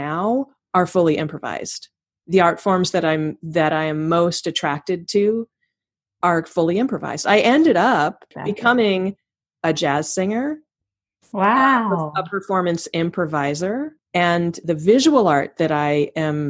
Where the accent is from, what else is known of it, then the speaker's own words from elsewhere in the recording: Palo Alto, California, United States; also born or lived in New York; I grew up in Palo Alto, California, in the shadow of Stanford